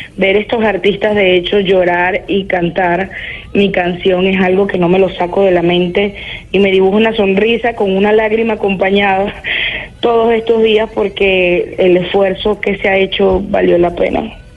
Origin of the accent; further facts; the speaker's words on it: Venezuela; moved away as an adult; now in Lima, Peru; mi país